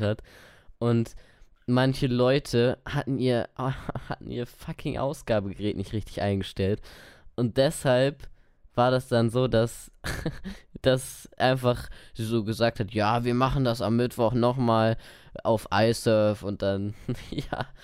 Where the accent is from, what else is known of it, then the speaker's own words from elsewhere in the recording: Lower Saxony, Germany; ich komme aus Niedersachsen, nicht aus Bayern